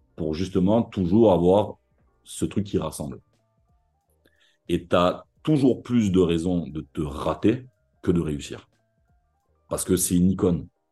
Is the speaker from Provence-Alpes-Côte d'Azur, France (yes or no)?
yes; Marseille, Provence-Alpes-Côte d'Azur, France; Ici, on est d'abord Marseillais